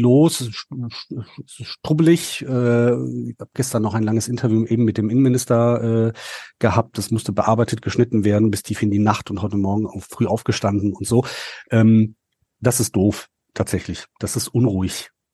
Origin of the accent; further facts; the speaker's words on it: North Rhine-Westphalia, Germany; bei uns in Nordrhein-Westfalen